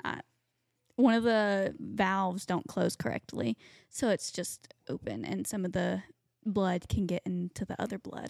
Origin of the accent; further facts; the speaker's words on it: Tennessee, United States; moved away; we grew up with them in Tennessee